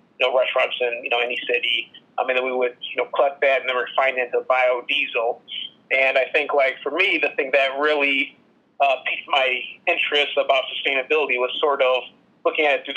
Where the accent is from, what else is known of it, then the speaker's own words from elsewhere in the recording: Madison, Wisconsin, United States; moved away as an adult; also born or lived in Thailand; now in Chicago, United States; I'm originally from Madison, Wisconsin, born and raised